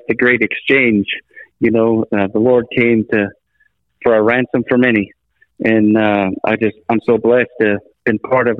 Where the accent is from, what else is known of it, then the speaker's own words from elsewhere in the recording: Scotland, United Kingdom; now in United States; in Scotland. Still, you know, and now I'm here in America, but I guess I'm more Americanized now than I am Scottish when you think about it.